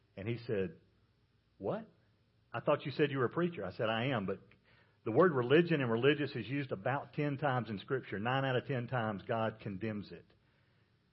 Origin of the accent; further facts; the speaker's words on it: South Carolina, United States; I'm from South Carolina